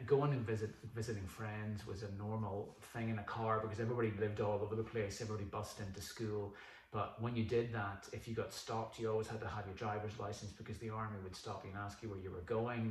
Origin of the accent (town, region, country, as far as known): Northern Ireland, United Kingdom; born or raised there; moved away as an adult; also born or lived in New Zealand / Mexico City, Mexico